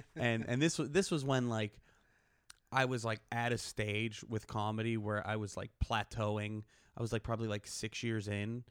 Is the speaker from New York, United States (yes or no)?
no; Pittsburgh, Pennsylvania, United States; moved away; I'm from Pittsburgh